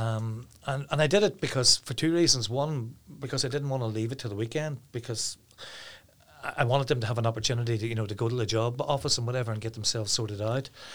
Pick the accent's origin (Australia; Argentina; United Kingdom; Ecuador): United Kingdom; Downpatrick, Northern Ireland; now in Carryduff, United Kingdom; I'm originally from Downpatrick, but I live in Carriadoff now.